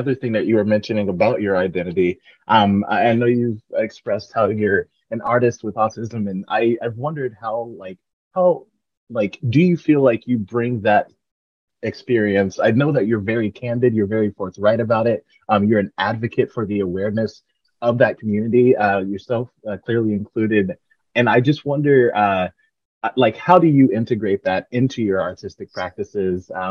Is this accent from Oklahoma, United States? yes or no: no; Mississippi, United States; I am from Mississippi myself. It's 80% black there. Like home is home.